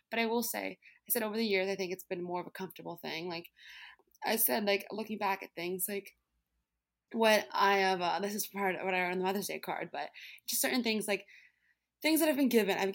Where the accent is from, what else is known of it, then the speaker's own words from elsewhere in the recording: Brooklyn, New York, United States; I grew up in New York City, which I've, I've loved living in the city like my whole life, as in I'm from Brooklyn.